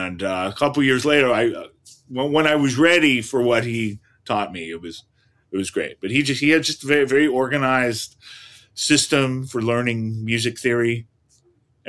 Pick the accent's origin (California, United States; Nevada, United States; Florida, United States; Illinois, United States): California, United States; Berkeley; moved away; also born or lived in New York; Berkeley, California. Uh-huh. So I was uh-huh. born and raised East Bay